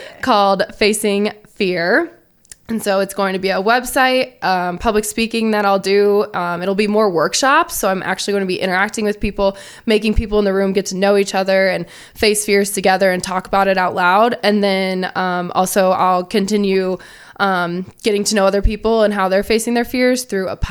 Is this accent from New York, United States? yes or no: no; Indianapolis, Indiana, United States; I am from Indianapolis